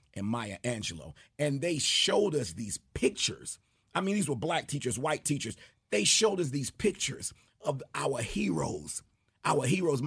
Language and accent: English; New York City, New York, United States; growing up in Jamaica, New York, every Friday we had an assembly